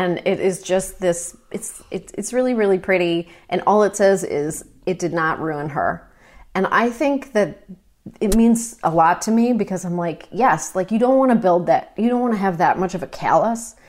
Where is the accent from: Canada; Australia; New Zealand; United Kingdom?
Canada; Toronto, Ontario; I grew up in Toronto.